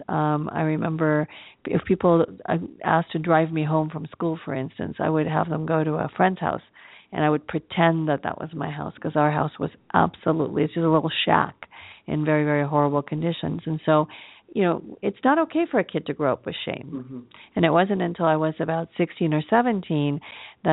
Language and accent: English; Los Angeles, California, United States; also born or lived in Acapulco, Guerrero, Mexico; she brought us to the United States to live with my father's mother, and that's how I came to live in Los Angeles